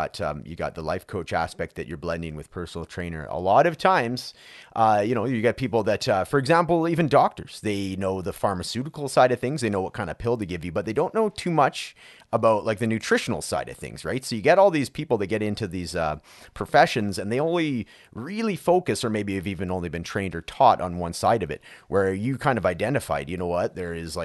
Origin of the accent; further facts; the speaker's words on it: Canada; I'm from Canada